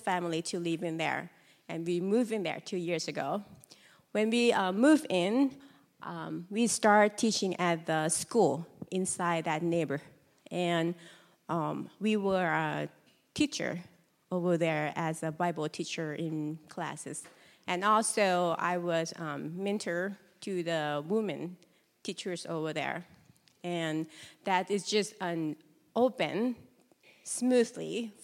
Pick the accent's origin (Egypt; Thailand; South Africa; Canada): Thailand; moved away as an adult; also born or lived in Cambodia; I was born in Buddhist family in Thailand